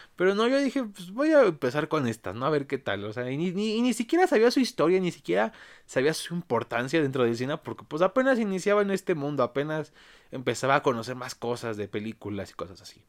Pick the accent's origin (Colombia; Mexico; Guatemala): Mexico; aquí en mi país México